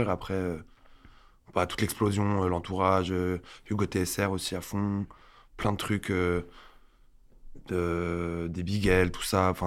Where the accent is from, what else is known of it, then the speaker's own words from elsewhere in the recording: Alès, Occitania, France; moved away as an adult; now in Paris, France; à Alès une ville du sud un peu perdue pas loin de Nîmes